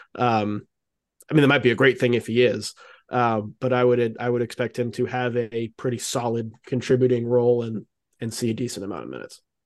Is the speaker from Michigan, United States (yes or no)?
no; Raleigh, North Carolina, United States; I grew up here in in Raleigh